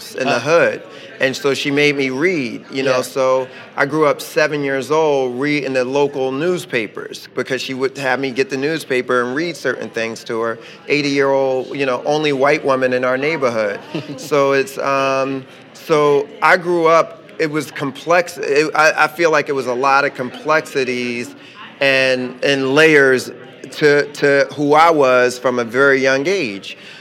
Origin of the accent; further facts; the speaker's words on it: Philadelphia, Pennsylvania, United States; growing up in West Philly, it was, you know, we grew up in a tough neighborhood